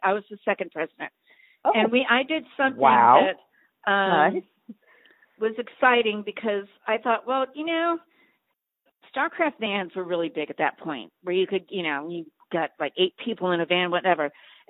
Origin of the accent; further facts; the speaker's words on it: Long Island, New York, United States; And I'm from Long Island. So, I mean, well, I'm from New York, Long Island.